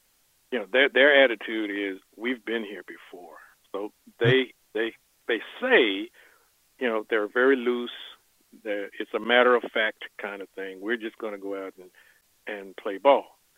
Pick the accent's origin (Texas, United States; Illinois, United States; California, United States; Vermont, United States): Texas, United States; Fort Worth; I'm from Fort Worth